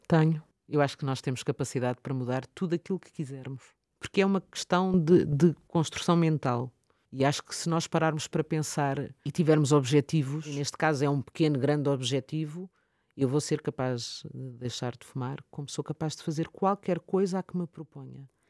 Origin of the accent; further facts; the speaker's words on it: Lisbon, Portugal; now in Oeiras, Portugal; nasci em Benfica e vivo atualmente na zona da Oeiras.